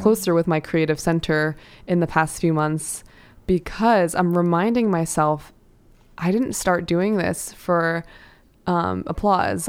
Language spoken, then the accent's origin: English; New York City, New York, United States; I grew up in New York City